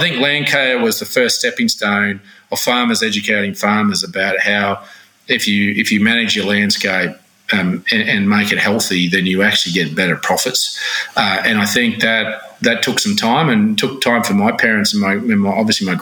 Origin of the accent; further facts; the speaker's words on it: Chinchilla, Queensland, Australia; I'm growing up in Chinchilla